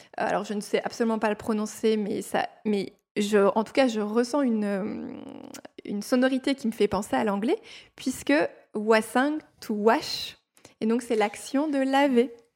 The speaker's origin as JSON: {"language": "French", "region": "Normandy", "country": "France", "tie": "born or raised there", "moved": "yes", "lives_now": "Strasbourg, France", "said": "je viens de Normandie, mais, comme tu l'as dit, mes parents ne sont pas normands"}